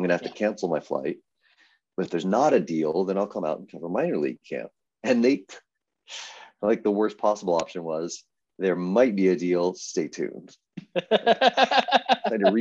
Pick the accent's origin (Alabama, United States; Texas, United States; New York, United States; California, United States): Texas, United States; now in Arizona, United States; I'm from Texas